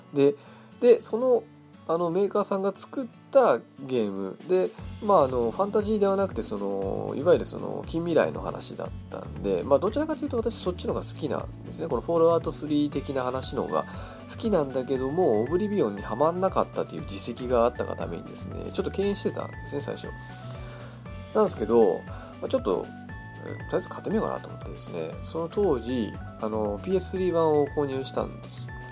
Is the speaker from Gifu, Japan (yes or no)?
no; Hokkaido, Japan; moved away as an adult; now in Tokyo, Japan; 私もあのー、もともと北海道、出身の北海道生まれなんですけど、あのー、二十歳の時にですね、東京に出てきて、もう二十年、二十数年ぐらい住んでるんですけど